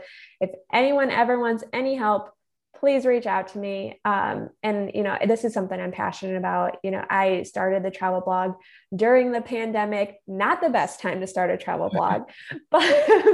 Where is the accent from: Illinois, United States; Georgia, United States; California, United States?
Illinois, United States; I am from Illinois